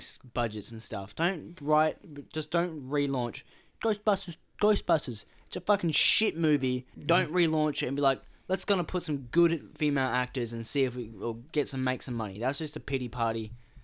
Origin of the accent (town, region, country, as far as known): Australia